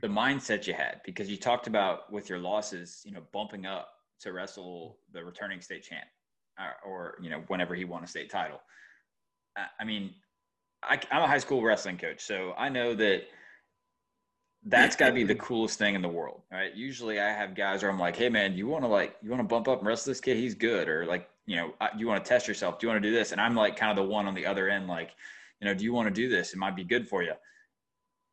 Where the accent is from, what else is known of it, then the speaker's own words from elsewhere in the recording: Georgia, United States; moved away; I grew up in Georgia